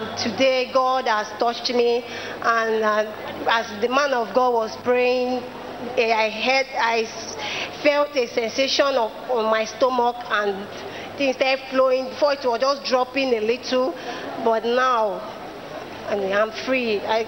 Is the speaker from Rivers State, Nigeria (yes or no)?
yes; Rivers State, Nigeria; I came from River State.